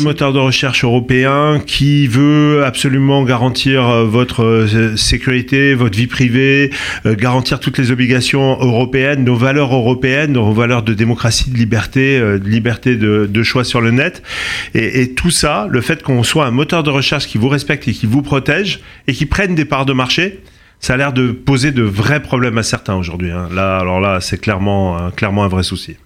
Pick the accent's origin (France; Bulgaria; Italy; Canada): France; Corsica; je suis corse